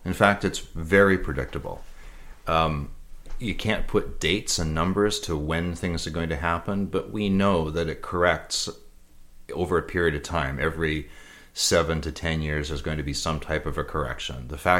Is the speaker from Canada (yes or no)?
yes; Canada; So, and as a Canadian investor, we're even more protected